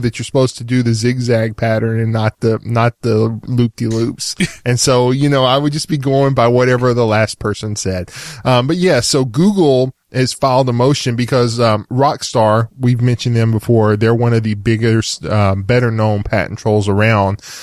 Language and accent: English; Texas, United States; I'm from Texas.